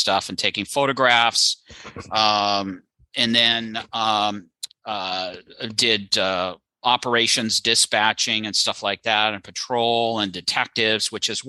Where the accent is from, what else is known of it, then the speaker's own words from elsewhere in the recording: Culver City, California, United States; born and raised in Culver City, California